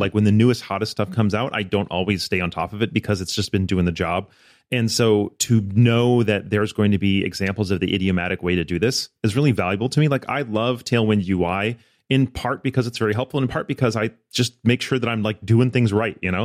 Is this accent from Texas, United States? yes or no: no; outside of Ann Arbor, Michigan, United States; moved away as an adult; also born or lived in Florida; I grew up in, outside of Ann Arbor